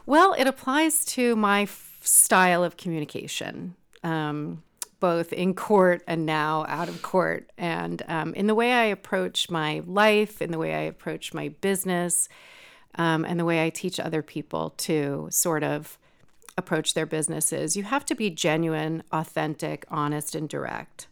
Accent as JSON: {"language": "English", "region": "New York", "country": "United States", "tie": "born or raised there", "also_born_or_lived": "Lake County, California", "moved": "as an adult", "lives_now": "California, United States", "said": "I grew up in New York"}